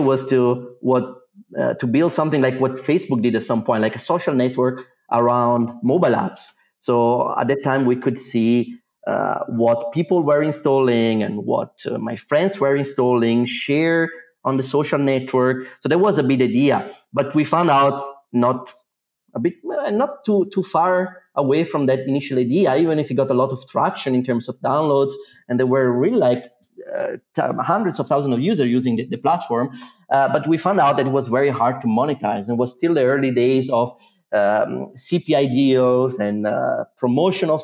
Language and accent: English; Italy; moved away as an adult; now in Zurich, Switzerland; Originally, I'm from Italy